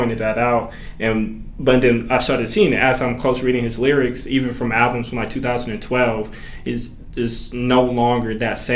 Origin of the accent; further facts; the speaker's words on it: Atlanta, Georgia, United States; I grew up in Bankhead